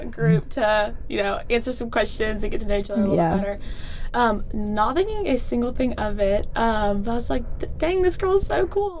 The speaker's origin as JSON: {"language": "English", "town": "Powdersville", "region": "South Carolina", "country": "United States", "said": "I am from Powdersville, South Carolina. It's not too big, but it's about 20 minutes from Clemson."}